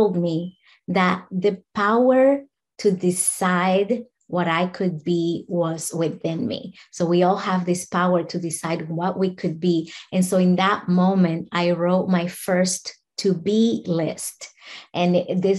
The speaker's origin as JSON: {"language": "English", "country": "Dominican Republic", "moved": "as an adult", "lives_now": "United States", "said": "I'm from the Dominican Republic"}